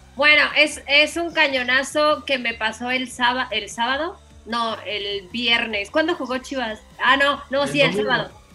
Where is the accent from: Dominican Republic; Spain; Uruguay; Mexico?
Mexico; moved away; also born or lived in Colombia; estar otra vez en mi país